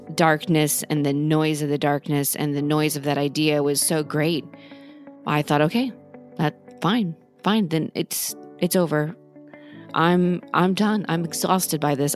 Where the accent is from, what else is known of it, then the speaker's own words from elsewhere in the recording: Norman, Oklahoma, United States; my family and I grew up in Norman, Oklahoma